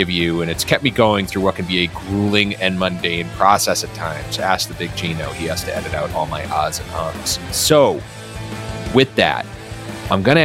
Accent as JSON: {"language": "English", "town": "Dedham", "region": "Massachusetts", "country": "United States", "tie": "born or raised there", "said": "My hometown of Dedham, Massachusetts"}